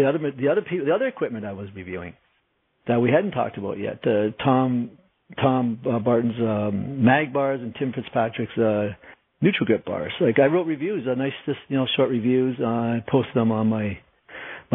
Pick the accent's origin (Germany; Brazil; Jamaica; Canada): Canada; I'm Canadian